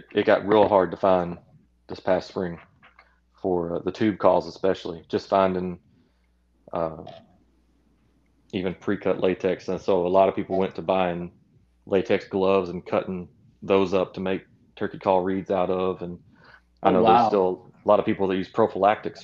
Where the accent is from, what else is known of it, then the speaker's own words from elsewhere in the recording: Reelfoot Lake, Northwest Tennessee, United States; I grew up hunting on Realfoot Lake, which is in Northwest Tennessee.